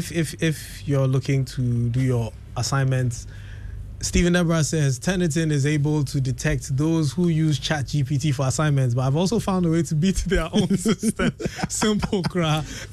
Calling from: Ghana; probably checked my IP, know that I'm coming from Ghana

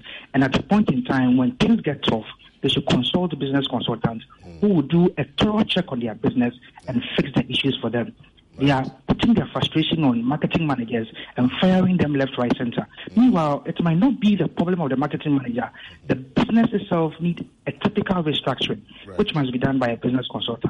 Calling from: Tema, Greater Accra, Ghana; I'm calling from Tema.

